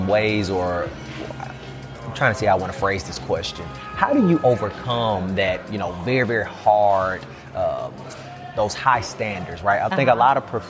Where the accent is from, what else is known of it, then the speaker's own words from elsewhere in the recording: Jackson, Mississippi, United States; I'm born and raised in Jackson